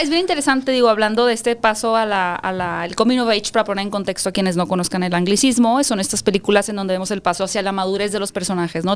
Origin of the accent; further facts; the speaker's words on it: Hermosillo, Sonora, Mexico; yo soy de Hermosillo, Sonora.